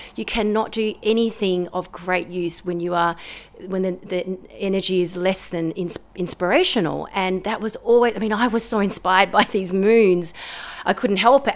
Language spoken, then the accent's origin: English; Australia; I'm an Australian composer and pianist